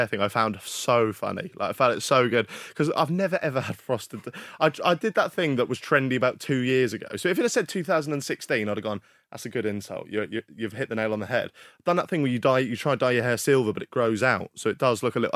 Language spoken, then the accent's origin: English; United Kingdom; we're all British in this room